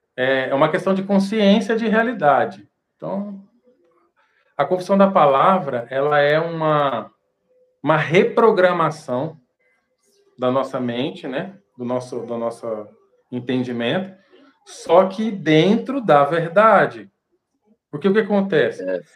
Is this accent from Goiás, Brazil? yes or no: no; Ribeirão Preto, São Paulo, Brazil; na minha cidade onde eu nasci, em Ribeirão Preto